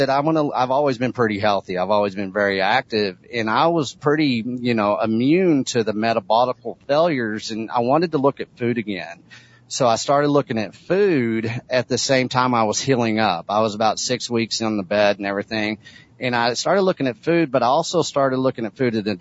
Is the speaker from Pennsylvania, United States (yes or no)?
no; Texas, United States; a seventh generational agricultural person in the state of Texas